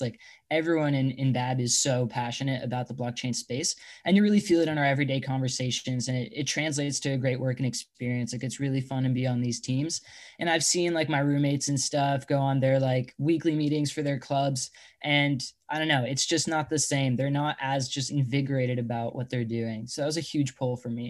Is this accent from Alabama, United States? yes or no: no; Long Island, New York, United States; moved away as an adult; now in Bay Area, United States; I'm originally from Long Island, New York. I had to come out over to the Bay, you know, for college.